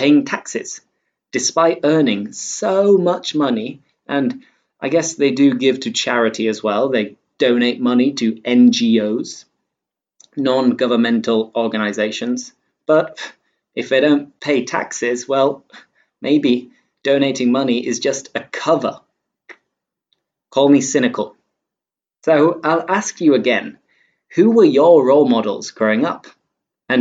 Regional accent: England, United Kingdom; I'm English

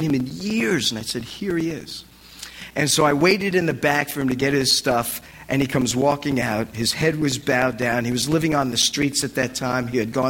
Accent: New Jersey, United States; moved away as an adult; also born or lived in Annapolis / Massachusetts; I'm from Jersey, so it was in northern Jersey.

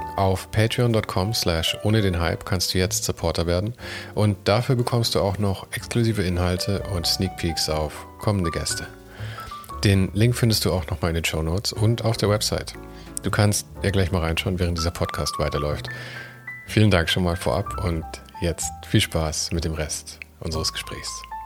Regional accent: Munich, Bavaria, Germany; ich bin geborener Münchner

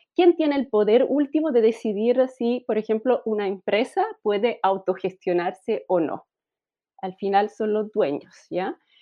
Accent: Italy; Spanish is a second language; moved away as an adult; also born or lived in Germany; now in Chile; Yo soy italiana

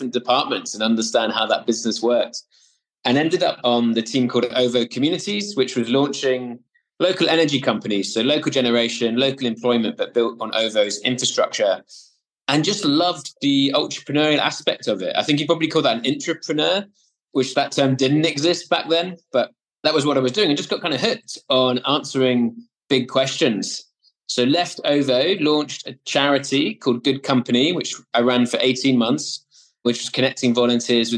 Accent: Swansea, Wales, United Kingdom; So when I grew up in Wales, the original Wales, as opposed to New South Wales in Australia, but the original Wales in a city called Swansea

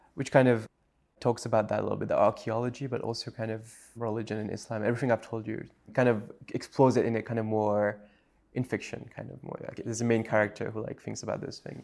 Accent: Mauritius; first language French; English is a second language; moved away as an adult; also born or lived in United States

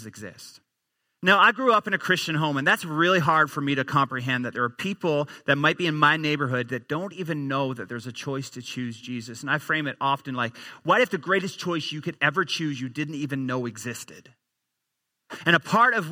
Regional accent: Newfoundland and Labrador, Canada; moved away as an adult; also born or lived in Edmonton; I grew up in the easternmost province in our country, a little province called Newfoundland.

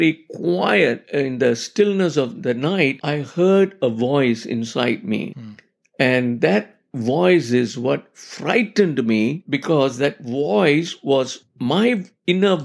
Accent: Malaysia; growing up in Malaysia as a kid

